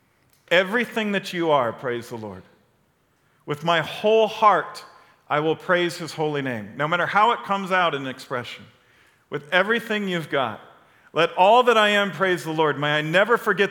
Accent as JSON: {"language": "English", "town": "Chicago", "region": "Illinois", "country": "United States", "said": "I'm from Chicago"}